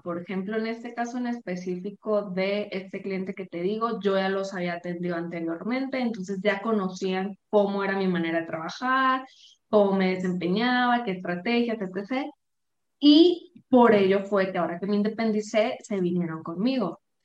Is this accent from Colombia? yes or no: no; Sinaloa, Mexico; moved away as an adult; now in Guadalajara, Mexico; yo soy de Sinaloa, pero vivo ahorita en Guadalajara, ya tengo más de dos años aquí.